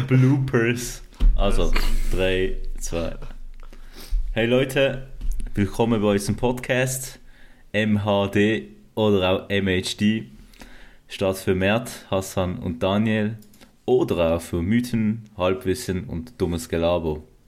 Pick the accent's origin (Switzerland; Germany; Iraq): Switzerland; Basel, Basel-Stadt; now in Zurich, Switzerland; ich komme ursprünglich aus Basel. Ähm, habe dann auch irgendwann den Weg nach Zürich gefunden.